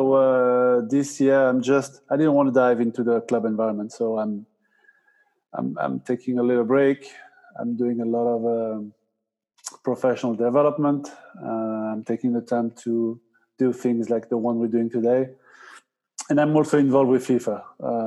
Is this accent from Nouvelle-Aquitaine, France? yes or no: yes; Basque Country, Nouvelle-Aquitaine, France; moved away as an adult; also born or lived in United States; I'm originally from France, moved to the US after World Cup 98.